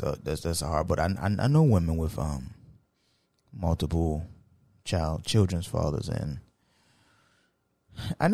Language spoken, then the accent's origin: English; United States; I'm American.